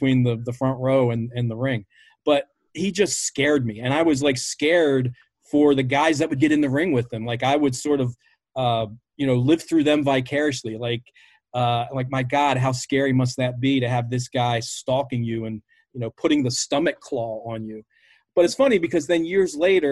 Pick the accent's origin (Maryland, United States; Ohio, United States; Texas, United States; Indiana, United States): Maryland, United States; Baltimore; Growing up in Baltimore